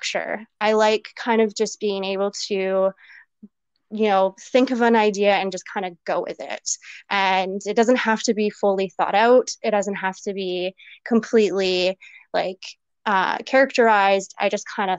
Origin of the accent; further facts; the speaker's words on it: Campbell River, British Columbia, Canada; I'm actually originally from Vancouver Island, a little town called Campbell River. If nobody really knows where that is, I'm not surprised. yeah, I spent most of my life there. Grew up there, of course